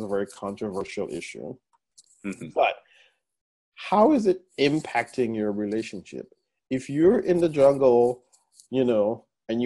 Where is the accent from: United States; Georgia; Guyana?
Guyana; moved away; my home country of Guyana